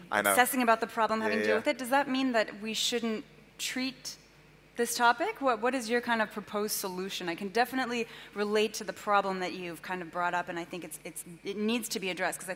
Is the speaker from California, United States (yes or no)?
yes; Palo Alto, California, United States; moved away; I'm from Palo Alto